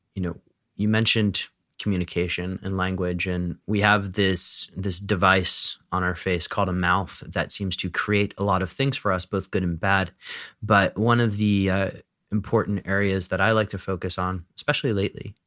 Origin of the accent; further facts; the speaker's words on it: United States; I was born in the United States